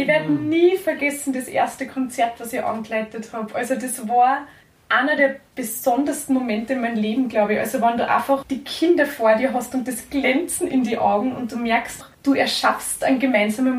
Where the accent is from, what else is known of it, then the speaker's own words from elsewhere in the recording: Kirchberg an der Pielach, Lower Austria, Austria; bei uns in Niederösterreich, also jetzt da in meinem Heimatort